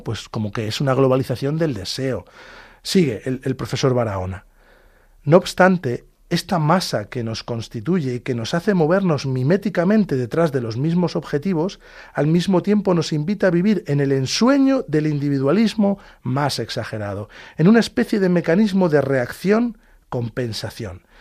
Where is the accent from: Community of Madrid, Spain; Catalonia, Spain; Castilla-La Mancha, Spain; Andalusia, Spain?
Castilla-La Mancha, Spain; Talavera de la Reina; Nacimos y vivimos en Talavera de la Reina, provincia de Toledo.